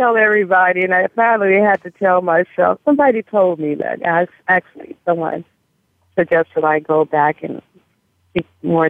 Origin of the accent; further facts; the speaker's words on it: Mississippi, United States; moved away; And when I came from Mississippi to California, I continued singing and joined the band